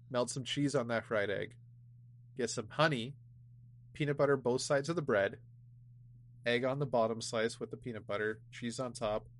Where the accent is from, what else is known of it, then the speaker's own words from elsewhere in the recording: Ontario, Canada; I'm from Ontario